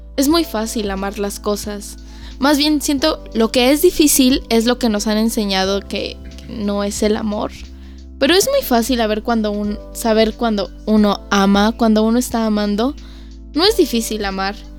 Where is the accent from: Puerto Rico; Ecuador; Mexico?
Mexico; mi país